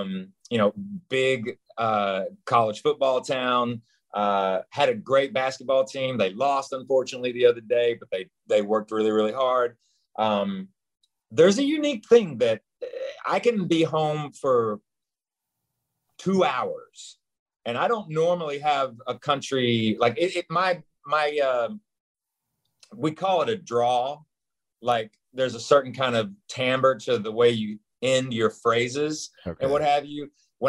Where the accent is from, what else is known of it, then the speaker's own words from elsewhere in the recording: Knoxville, Tennessee, United States; And if I go home, because I was born like in the heart of Knoxville, Tennessee, like smack dab in the middle, right off Chapman Highway, which everybody that's from Knoxville knows exactly what Chapman Highway is.